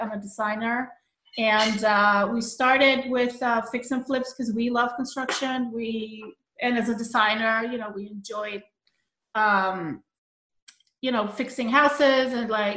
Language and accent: English; Colombia; moved away as an adult; also born or lived in New York City; now in Long Island, United States; I was born in Colombia